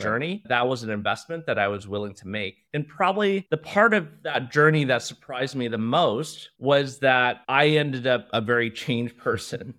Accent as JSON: {"language": "English", "town": "Cupertino", "region": "California", "country": "United States", "tie": "born or raised there", "first_language": "Mandarin", "second_language": "English", "moved": "yes", "lives_now": "Singapore", "said": "I grew up in Cupertino"}